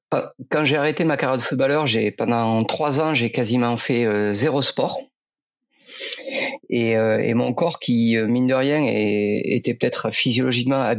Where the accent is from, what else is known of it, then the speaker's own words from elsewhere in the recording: Occitania, France; j'avais fait un peu de vélo quand j'étais gamin en Aveyron, chez moi.